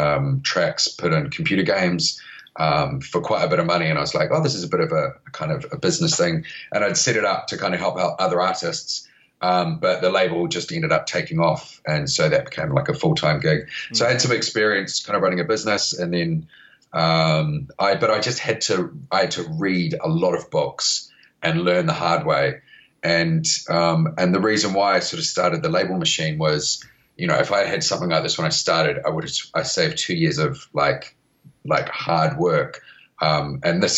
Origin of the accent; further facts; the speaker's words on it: New Zealand; accent: Kiwi; moved away as an adult; now in United Kingdom; I started off in New Zealand, which is where my Kiwi accent comes from.